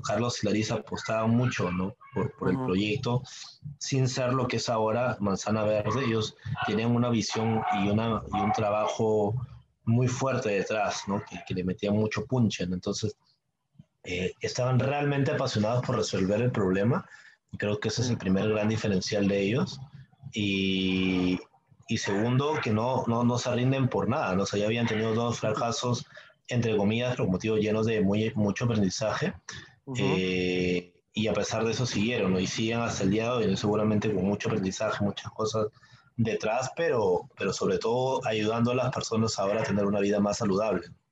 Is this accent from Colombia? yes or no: no; Peru; como peruanos